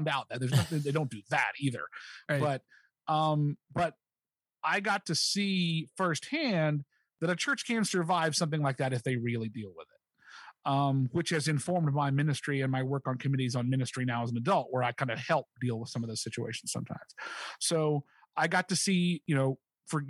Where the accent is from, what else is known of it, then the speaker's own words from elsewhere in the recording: Charleston, West Virginia, United States; The first church I was ever a part of was Village Chapel in Kanawha City, West Virginia, which is Kanawha City, just outside of Charleston. It's part of Charleston